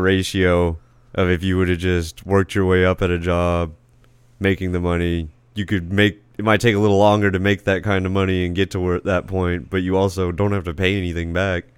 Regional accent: Casa Grande, Arizona, United States; also born or lived in Phoenix, Arizona / Ak-Chin reservation, Arizona; I was born in Phoenix Indian Hospital. I grew up in Casa Grande for a little bit

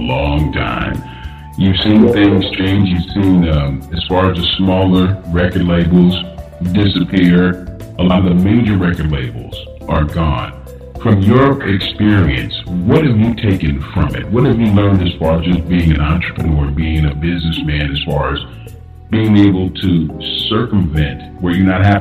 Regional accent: Los Angeles, California, United States; growing up in South Central Los Angeles, you had all the different, you know, mom and pop record stores

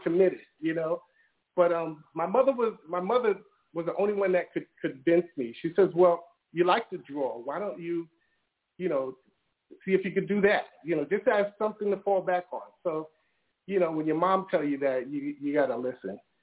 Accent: New York City, New York, United States; I grew up in Brooklyn in the hood

